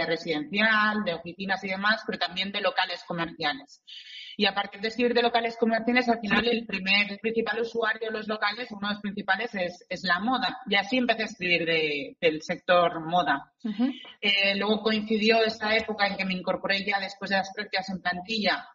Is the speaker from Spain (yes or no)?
yes; Barcelona, Catalonia, Spain; yo soy de Barcelona y estaba aquí en la delegación de Barcelona